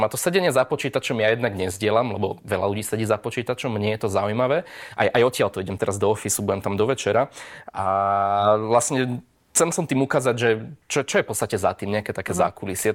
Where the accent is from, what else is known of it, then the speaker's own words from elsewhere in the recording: Slovakia; keďže som zo Slovenska